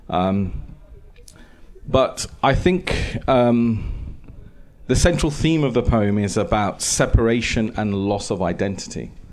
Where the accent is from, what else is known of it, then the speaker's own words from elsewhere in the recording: United Kingdom; now in Estonia; I feel very em- embarrassed to be to to say I'm British.